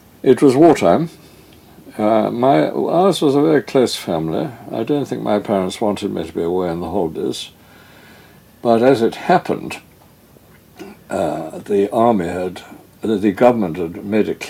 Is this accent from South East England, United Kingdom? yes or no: yes; Lewes, South East England, United Kingdom; moved away as an adult; now in London, United Kingdom; I was brought up really largely in Lewes in Sussex